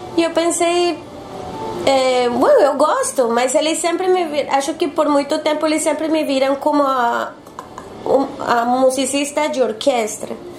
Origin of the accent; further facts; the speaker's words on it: Bogotá, Colombia; Portuguese is a second language; moved away as an adult; also born or lived in Bucaramanga / Salvador / São Paulo; now in Porto Alegre, Brazil; eu sou de Bogotá. Nasci numa cidade que se chama Bucaramanga, mas é, me criei e, e, morei sempre em, Bogotá.